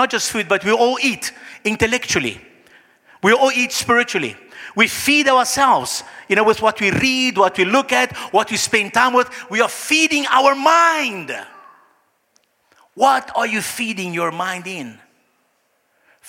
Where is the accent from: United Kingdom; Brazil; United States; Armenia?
Brazil; moved away; I come from Brazil